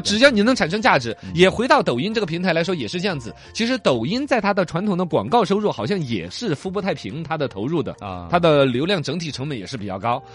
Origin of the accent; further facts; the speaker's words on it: Xinjiang, China; 我们新疆这边